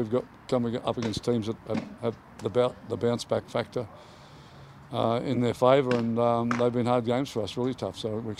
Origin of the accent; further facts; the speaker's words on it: Queensland, Australia; now in Sydney, Australia; I came from Queensland. I didn't understand it, didn't get it until I arrived in Sydney.